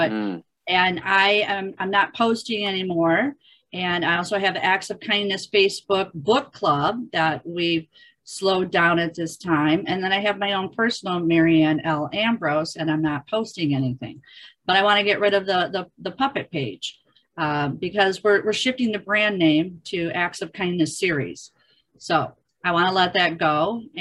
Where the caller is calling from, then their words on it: New South Wales, Australia; Yes, I'm in. I'm in um, New South Wales